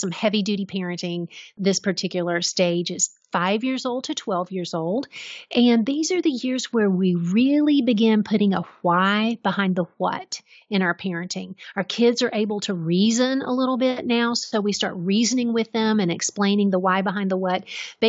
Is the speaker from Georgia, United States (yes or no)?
yes; Georgia, United States; So I grew up in Middle Georgia and my grandfather was a farmer.